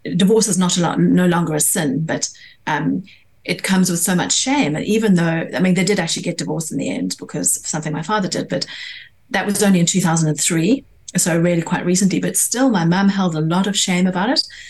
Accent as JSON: {"language": "English", "country": "South Africa", "tie": "born or raised there", "moved": "yes", "lives_now": "London, United Kingdom", "said": "I grew up in South Africa"}